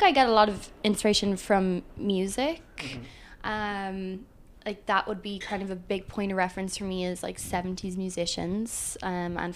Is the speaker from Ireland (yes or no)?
yes; Ireland; moved away as an adult; now in New York, United States; growing up in Ireland